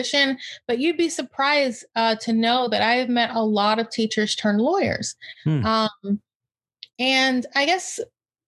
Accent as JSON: {"language": "English", "area": "Palm Beach County", "region": "Florida", "country": "United States", "tie": "born or raised there", "said": "I grew up in Palm Beach County, Florida."}